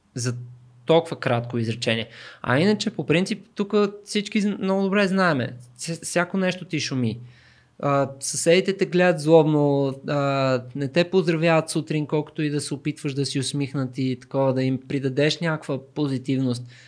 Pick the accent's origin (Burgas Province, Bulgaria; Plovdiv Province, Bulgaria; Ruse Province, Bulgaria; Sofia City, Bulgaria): Sofia City, Bulgaria; Sofia; аз съм израснал в Люлин